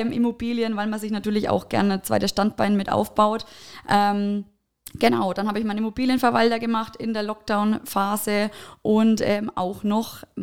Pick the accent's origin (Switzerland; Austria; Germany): Germany; Bad Staffelstein, Bavaria; also born or lived in Nuremberg / Munich; Ich komme eigentlich aus Schwabtal. Das ist nochmal sieben Kilometer weg von Bad mhm. Staffelstein. Viele kennen das auch auch unter Schwodel.